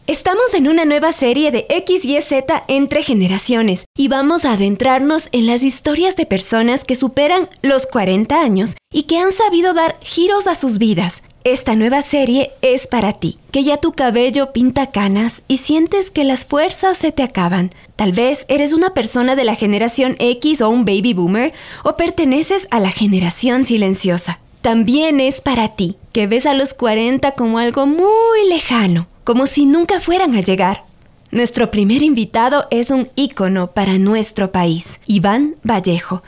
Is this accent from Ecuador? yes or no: yes; Ecuador; para nuestra identidad mm, como ecuatorianos